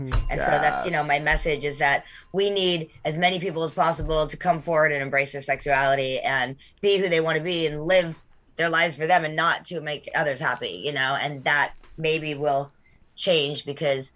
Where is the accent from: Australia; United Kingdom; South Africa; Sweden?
Sweden; moved away; I'm from Sweden, so I speak fluent Swedish.